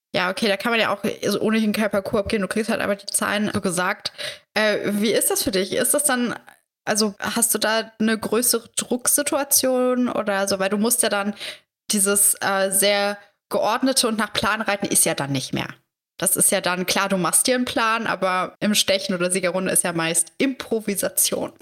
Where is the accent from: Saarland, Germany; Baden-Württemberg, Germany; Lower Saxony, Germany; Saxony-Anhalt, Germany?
Saxony-Anhalt, Germany; ich komme aus Sachsen-Anhalt